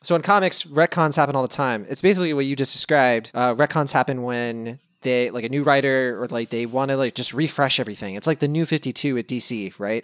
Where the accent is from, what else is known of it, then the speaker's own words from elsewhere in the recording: Lynchburg, Virginia, United States; moved away as an adult; now in California, United States; where I grew up in Lynchburg.